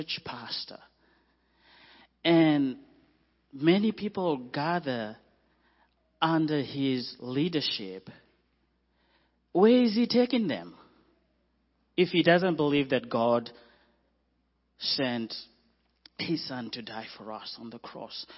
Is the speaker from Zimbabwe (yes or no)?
yes; Zimbabwe; moved away as an adult; also born or lived in Zambia / Mozambique / Malawi; We are from Zimbabwe